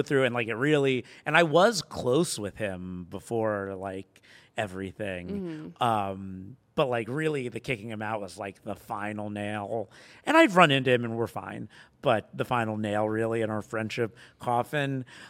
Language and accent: English; Boca Raton, Florida, United States; Florida, Boca Raton. So not like Florida